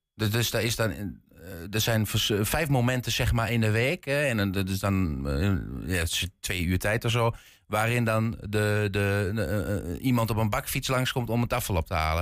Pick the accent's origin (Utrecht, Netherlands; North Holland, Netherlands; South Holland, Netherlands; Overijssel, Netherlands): Overijssel, Netherlands; Twente; accent: light Twents; ik heb een licht Twents accent